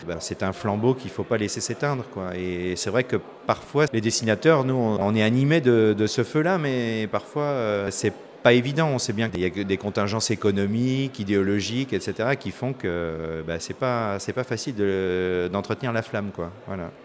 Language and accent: French; Paris, Île-de-France, France; Moi, je suis parisien